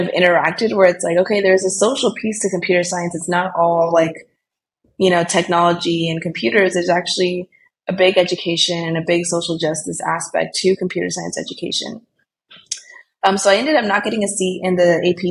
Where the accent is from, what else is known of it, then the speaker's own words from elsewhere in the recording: Bay Area, California, United States; also born or lived in Colombia; I was born in Colombia, but I grew up in California in the Bay Area.